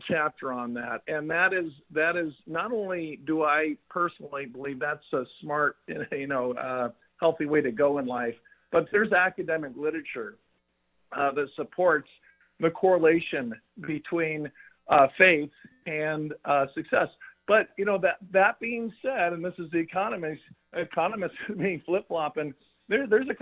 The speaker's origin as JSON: {"language": "English", "town": "Fullerton", "region": "California", "country": "United States", "tie": "born or raised there", "said": "I grew up in Fullerton, California."}